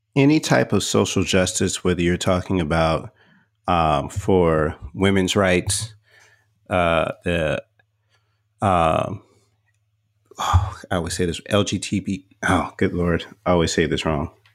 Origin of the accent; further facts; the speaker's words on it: Texas, United States; moved away; also born or lived in Atlanta; I grew up in Texas.